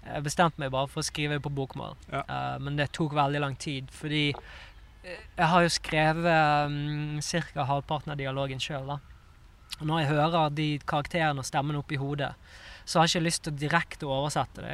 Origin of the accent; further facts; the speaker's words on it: Bergen, Vestland, Norway; moved away as an adult; also born or lived in Oslo; når jeg bodde her i Oslo, så hadde jeg jo en del bestekompiser hjemme i Bergen